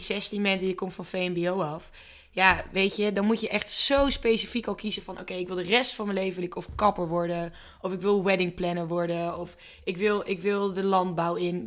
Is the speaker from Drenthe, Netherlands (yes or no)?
yes; Drenthe, Netherlands; Wij komen zelf allebei uit Drenthe